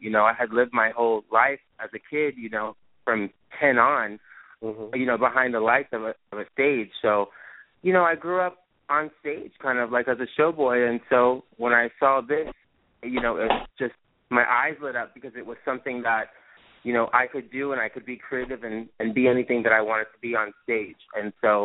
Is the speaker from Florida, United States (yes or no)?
yes; Palm Beach, Florida, United States; moved away as an adult; now in Miami Beach, United States; I was born and raised in Palm Beach, Florida, Palm Beach County.